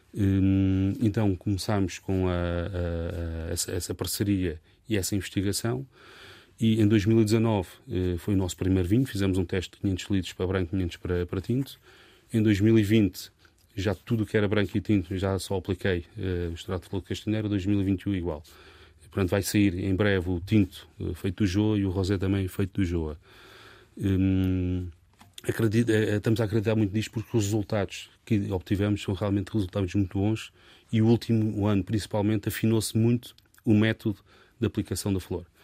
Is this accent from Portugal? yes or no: yes; Portugal